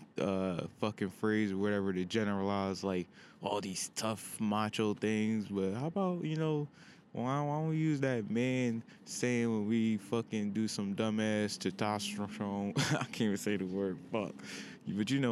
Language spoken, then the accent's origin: English; Pennsylvania, United States; back home in my home state of PA